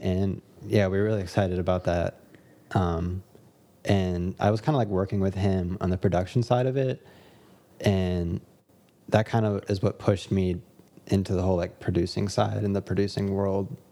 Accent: Dallas, Texas, United States; now in Los Angeles, United States; I live in L A, I make music, I grew up in Dallas, Texas

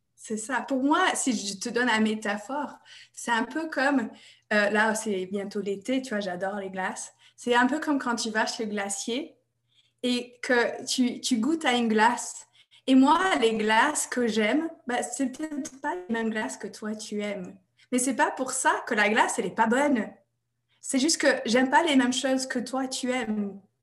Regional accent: United States; French is a second language; moved away as an adult; now in France; Je suis américaine à la base et j'habite en France depuis 2002

